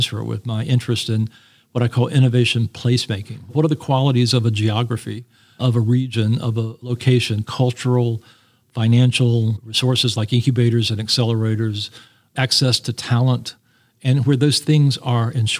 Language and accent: English; North Carolina, United States; I grew up in North Carolina